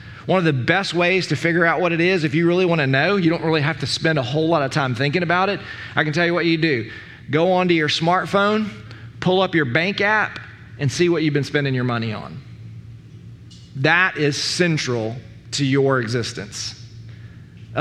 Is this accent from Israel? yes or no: no; United States; we as American Christians